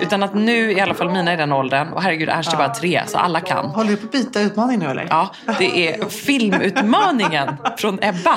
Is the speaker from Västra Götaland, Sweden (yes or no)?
yes; Gothenburg, Västra Götaland, Sweden; jag är från Göteborg.